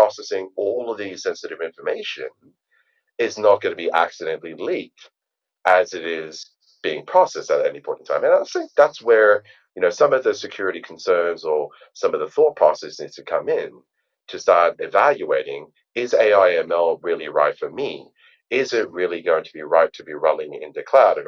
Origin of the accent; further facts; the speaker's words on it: Australia; I am Australian, and hence why my accent is a little bit strange.